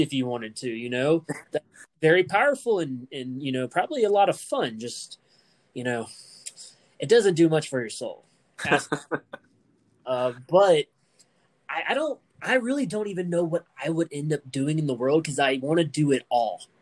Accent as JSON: {"language": "English", "country": "United States", "said": "I'm not a British person, you know, I'm American"}